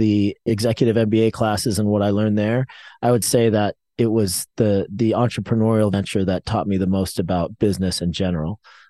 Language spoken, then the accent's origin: English; New York, United States; born there; also born or lived in Boulder / Tucson / Southern California; I was born actually in New York. Then we went to Boulder, Colorado, then Tucson, Arizona, then Southern California. I kind of moved around a lot as a kid